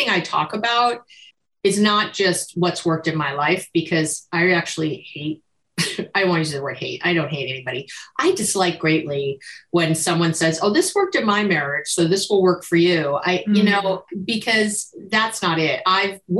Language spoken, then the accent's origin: English; New York, United States; now in Berkeley, United States; I'm a New Yorker, transplanted